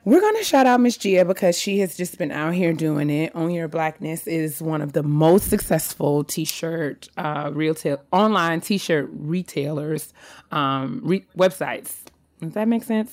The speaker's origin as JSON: {"language": "English", "town": "White Plains", "region": "New York", "country": "United States", "tie": "born or raised there", "moved": "yes", "lives_now": "Silver Spring, Maryland, United States", "said": "It's where I was from. It's where I'm born. It's where I was raised."}